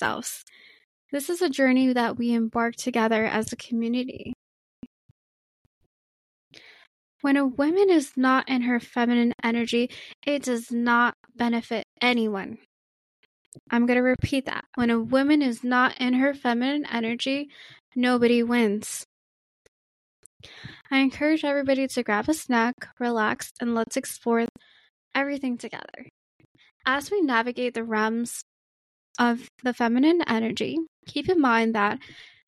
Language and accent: English; New York City, New York, United States; growing up in Queens and Brooklyn, New York City